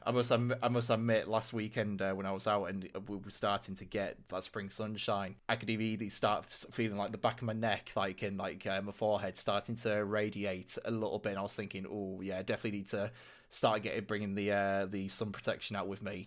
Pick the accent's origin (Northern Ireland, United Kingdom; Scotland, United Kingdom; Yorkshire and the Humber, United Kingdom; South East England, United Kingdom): Yorkshire and the Humber, United Kingdom; Hull; my hometown, uh, Hull in the city centre.